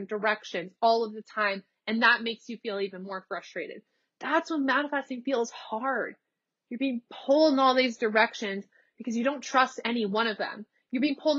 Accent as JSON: {"language": "English", "region": "Nebraska", "country": "United States", "also_born_or_lived": "Los Angeles, California", "moved": "as an adult", "lives_now": "Texas, United States", "said": "I'm from Nebraska. I moved to LA. I lived in LA for 3 years. I moved from LA to Texas back across the country."}